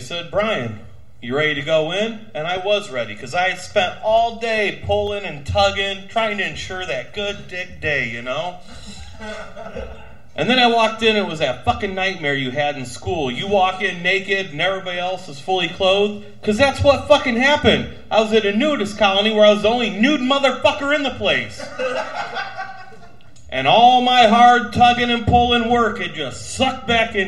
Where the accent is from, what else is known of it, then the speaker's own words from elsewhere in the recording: South Bend, Indiana, United States; I'm from South Bend